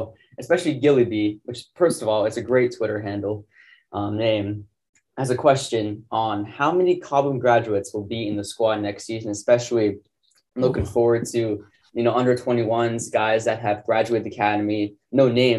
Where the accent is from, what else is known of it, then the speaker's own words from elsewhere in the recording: United States; And that might just because I'm American